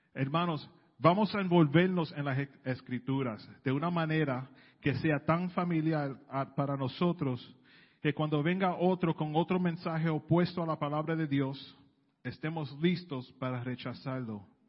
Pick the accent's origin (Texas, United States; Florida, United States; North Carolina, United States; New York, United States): New York, United States; New York City; yo soy del Bronx